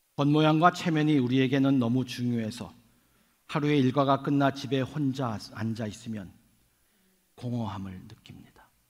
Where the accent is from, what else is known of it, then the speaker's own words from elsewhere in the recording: Seoul, South Korea; now in New York, United States; 저는 서울에서 태어나서 지금은 뉴욕에 살고 있기 때문에